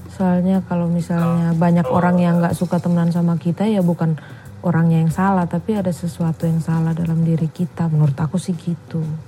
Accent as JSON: {"language": "Indonesian", "region": "East Nusa Tenggara", "country": "Indonesia", "moved": "as an adult", "lives_now": "Yogyakarta, Indonesia", "said": "aku dari NTT"}